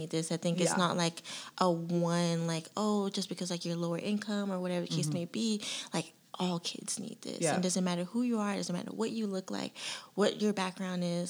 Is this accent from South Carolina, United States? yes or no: yes; Charleston, South Carolina, United States; me being here and born and raised in Charleston